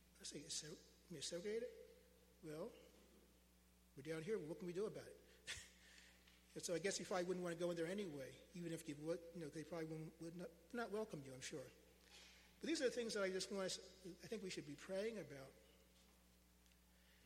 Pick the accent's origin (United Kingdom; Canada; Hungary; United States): United States; as an American, as a United States citizen, as an African American man